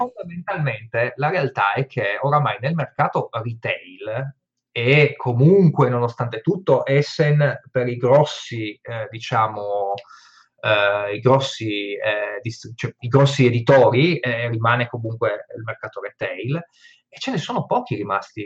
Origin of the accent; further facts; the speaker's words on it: Friuli-Venezia Giulia, Italy; io da buon friulano